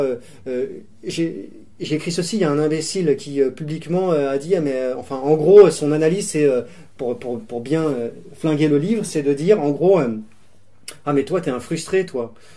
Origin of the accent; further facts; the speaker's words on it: Grenoble, Auvergne-Rhône-Alpes, France; J'ai grandi à Grenoble, principalement